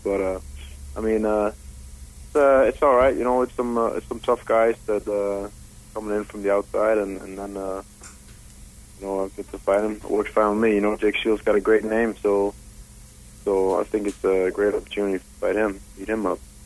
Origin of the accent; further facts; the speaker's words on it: Denmark; moved away as an adult; now in Las Vegas, United States; I'm originally from Denmark.